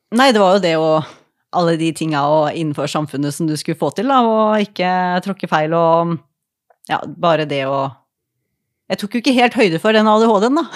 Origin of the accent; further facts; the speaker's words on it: Askim, Østfold, Norway; Jeg er fra Askim